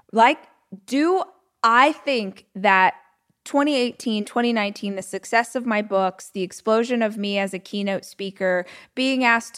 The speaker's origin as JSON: {"language": "English", "country": "United States", "said": "I'm straight. I'm white. I'm American."}